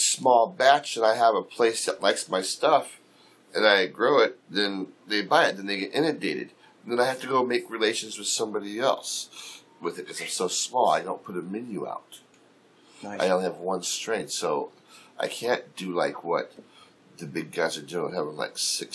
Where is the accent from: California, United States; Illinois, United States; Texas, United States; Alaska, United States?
Alaska, United States; Fairbanks; my hometown people